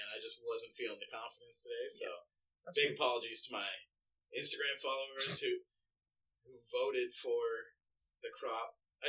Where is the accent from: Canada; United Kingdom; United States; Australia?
United Kingdom; Because I am so British that, like... Mm. I'm clear. Like, I'm a shade above clear.